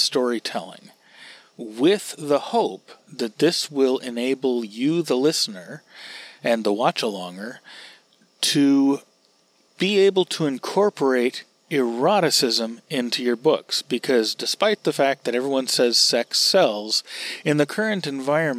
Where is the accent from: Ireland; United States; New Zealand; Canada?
United States